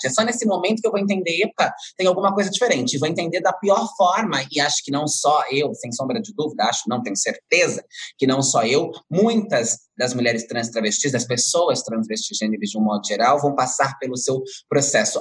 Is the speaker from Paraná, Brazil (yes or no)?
no; Francisco Morato, São Paulo, Brazil; eu nasci em Francisco Morato, Franco da Rocha, depois me criei em Francisco Morato, região periférica da cidade de São Paulo, metropolitana